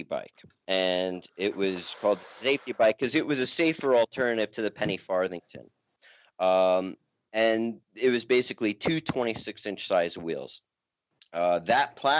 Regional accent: New York, United States; also born or lived in Asheville, North Carolina; now in Colorado Springs, United States; I'm from New York

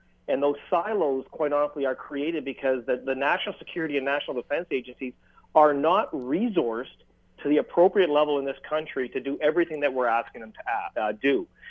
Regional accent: Canada; So as a Canadian, I think educating themselves on the threat, keeping that threat in perspective

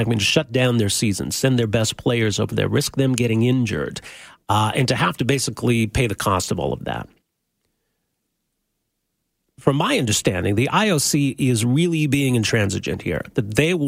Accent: Edmonton, Alberta, Canada; now in Calgary, Canada; I'm from Edmonton originally, grew up cheering for the Oilers

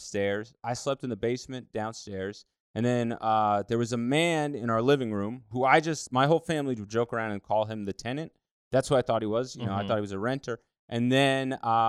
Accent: Essex County, New Jersey, United States; I grew up in North Jersey in Essex County

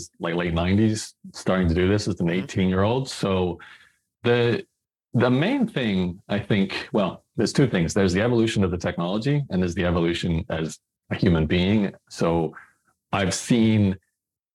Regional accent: Brisbane, Queensland, Australia; I was born in Australia, in Brisbane

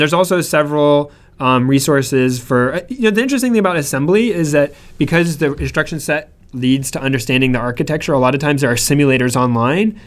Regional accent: Central Florida, United States; moved away as an adult; now in California, United States; I was born and raised in Florida

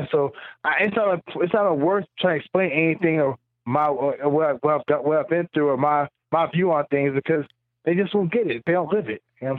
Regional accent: the South, United States; Like, I'm from the South, you know what I'm saying?

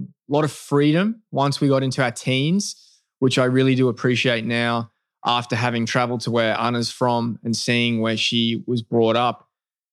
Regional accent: Melbourne, Victoria, Australia; moved away as an adult; also born or lived in Adelaide, Australia; That's really where I lived most of my life before making the move to America

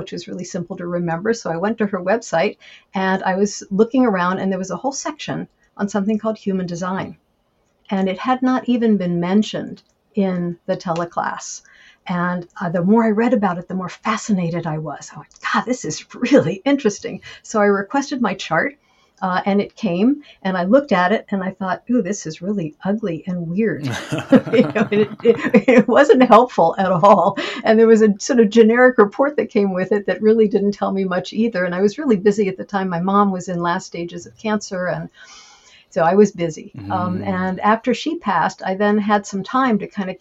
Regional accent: Washington, District of Columbia, United States; also born or lived in France; I was born in Washington, D.C., and I grew up in the D.C. suburbs and had a lovely childhood

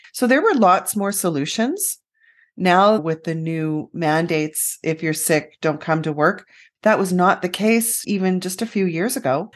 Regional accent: Canada; We're so Canadian.

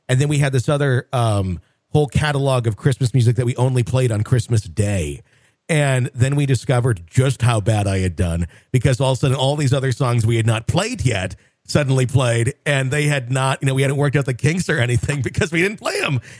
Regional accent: Hawaii, United States; Let's start off by simply stating that I grew up in Hawaii on the Big Island

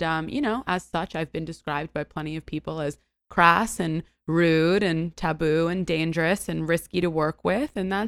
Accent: New York City, New York, United States; So the nucleus of my existence is that I am a born and raised New Yorker.

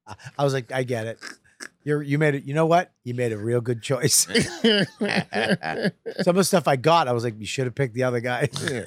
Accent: Boston, Massachusetts, United States; accent: Boston; It's my Boston accent

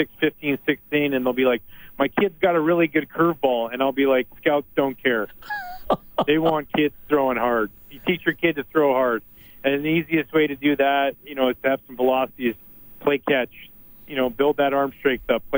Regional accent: Gibsons, British Columbia, Canada; it was a treat growing up in Gibson's where obviously the Beachcombers was filmed

